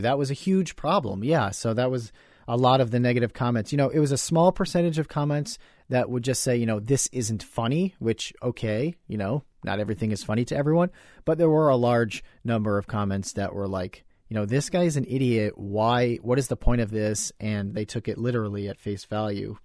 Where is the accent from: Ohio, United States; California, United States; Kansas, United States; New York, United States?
New York, United States; growing up in New York, in the United States of America